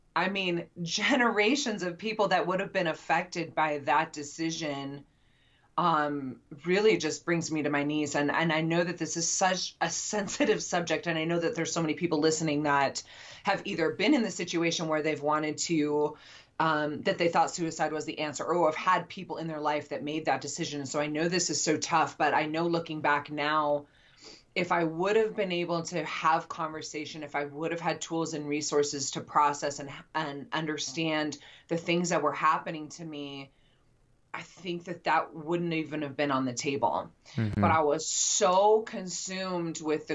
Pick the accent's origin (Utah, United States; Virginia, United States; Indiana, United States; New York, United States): Utah, United States; moved away; also born or lived in Nashville, Tennessee; I'm from Utah